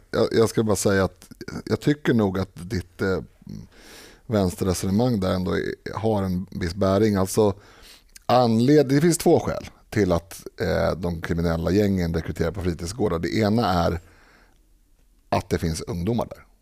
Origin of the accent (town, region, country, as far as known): Stockholm, Stockholm County, Sweden; born or raised there